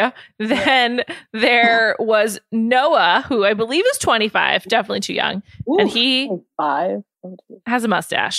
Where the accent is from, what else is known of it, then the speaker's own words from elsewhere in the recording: San Diego, California, United States; I'm a beach guy. I'm from San Diego. Like I surf. I'm from San Diego.